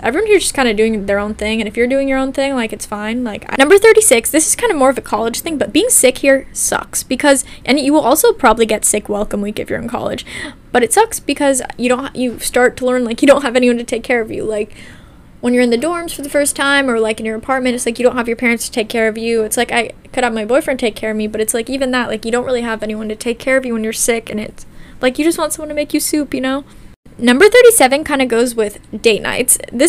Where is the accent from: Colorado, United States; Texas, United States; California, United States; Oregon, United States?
Oregon, United States; Portland; moved away as an adult; now in New York City, United States; I'm from Portland, Oregon, which is still, like, a bigger city, but definitely not as big as New York.